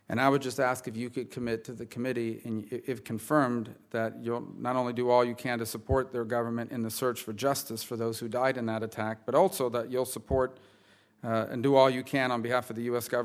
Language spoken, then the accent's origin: English; Florida, United States; Florida, my home state, has benefited from educational and cultural exchanges in numerous ways